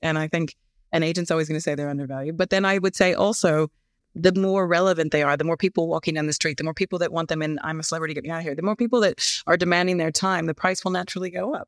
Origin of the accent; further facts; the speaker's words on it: United States; moved away as an adult; now in United Kingdom; as an American sitting here and now have been here for thirteen years